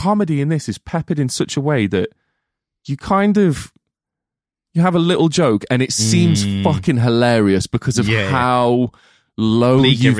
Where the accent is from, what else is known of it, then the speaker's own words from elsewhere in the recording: Midlands, United Kingdom; I'm not northern, I'm Midlands.